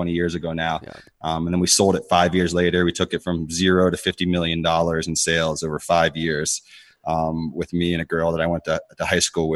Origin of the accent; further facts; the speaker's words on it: Connecticut, United States; also born or lived in Pittsburgh, Pennsylvania; I grew up in Connecticut